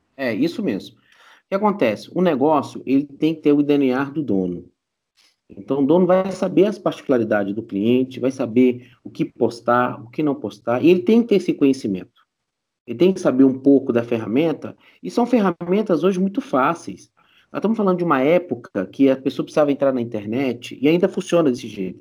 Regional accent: Brazil; nós como brasileiros

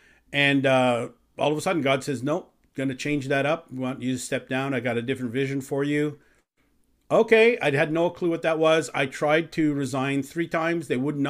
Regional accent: Canada; also born or lived in Chicago, United States / Philippines; I am Canadian, though. I actually grew up in Canada since I was 6 years old.

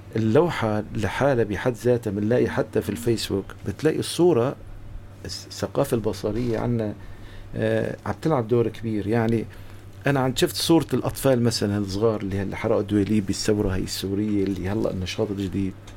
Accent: Aleppo, Aleppo Governorate, Syria; moved away as an adult; now in Gaziantep, Turkey; وانا صغير يعني بحلب

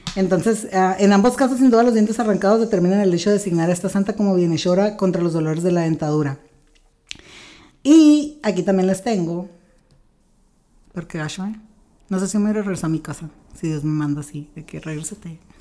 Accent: Mexico; somos mexicanos

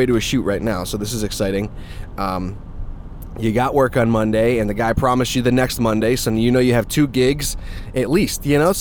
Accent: Massachusetts, United States; I was born in Massachusetts and raised a Patriots fan.

